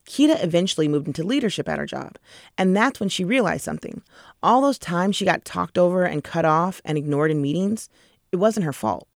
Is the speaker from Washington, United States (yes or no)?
yes; Seattle, Washington, United States; my hometown of Seattle